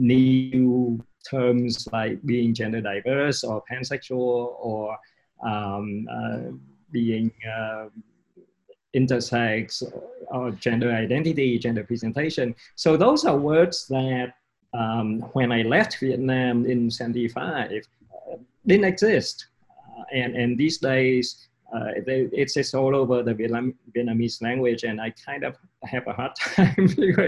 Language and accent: English; London, United Kingdom; born there; So it so happens that I was born in London.